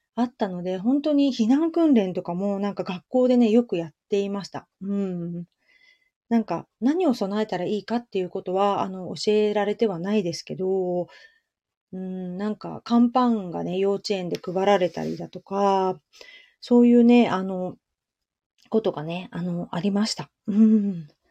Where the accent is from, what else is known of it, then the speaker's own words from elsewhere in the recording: Shizuoka, Japan; 私はね、静岡県の出身なので、えっ、ー、と、子供の頃から結構ね、地震が来るっていうのを、いつもいつもね、言われている、あの、地域だった